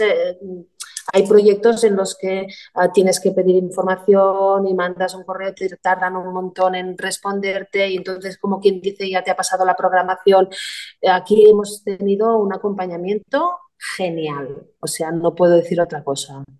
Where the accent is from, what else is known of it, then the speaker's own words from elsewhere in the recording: Arenys de Mar, Catalonia, Spain; somos de Arenys de Mar, con lo cual, pues nosotros tenemos el puerto, tenemos el club náutico, la base náutica, y entonces, ah, a ver, será la circunstancia que en mi casa, pues también hay gente marinera